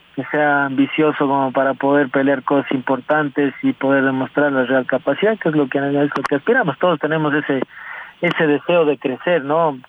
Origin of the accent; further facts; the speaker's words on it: Ecuador; como ecuatoriano